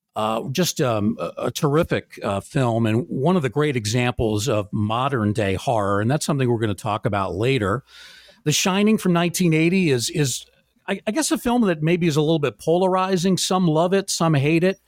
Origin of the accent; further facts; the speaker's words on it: Bronxville, New York, United States; I actually grew up on the border of Yonkers in a very small town called Bronxville